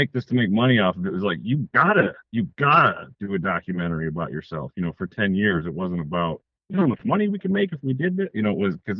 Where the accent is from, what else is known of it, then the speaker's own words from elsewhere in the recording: Detroit, Michigan, United States; I'm from Detroit, Michigan, and I make films